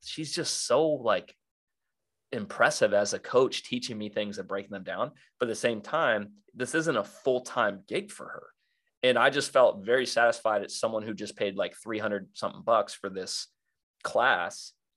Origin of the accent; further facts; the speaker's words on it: South Florida, United States; I grew up in South Florida wakeboarding